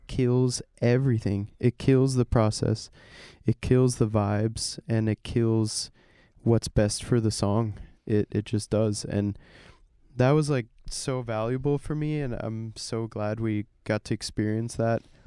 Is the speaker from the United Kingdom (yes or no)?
no; Germany; now in United States; growing up in Germany, i, in, in a not buzzy city, I wasn't in Berlin, I wasn't even close